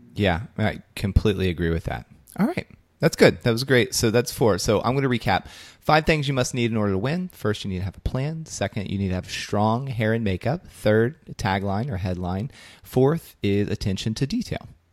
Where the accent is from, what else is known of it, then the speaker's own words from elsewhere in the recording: Belpre, Ohio, United States; my hometown, Belpre, Ohio